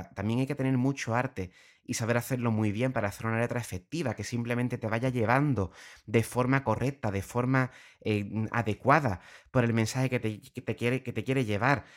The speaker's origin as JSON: {"language": "Spanish", "town": "Puerto Real", "region": "Andalusia", "country": "Spain", "said": "soy de Puerto Real, llevo desde pequeño con, un, con familias muy vinculadas al carnaval"}